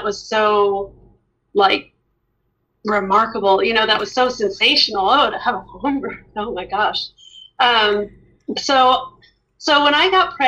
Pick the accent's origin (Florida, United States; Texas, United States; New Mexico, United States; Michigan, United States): New Mexico, United States; Albuquerque; moved away; I grew up in Albuquerque, New Mexico